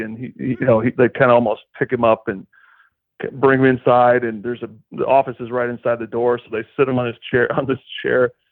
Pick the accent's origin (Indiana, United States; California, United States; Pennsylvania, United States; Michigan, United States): Indiana, United States; Goshen; moved away; I'm from Goshen, Indiana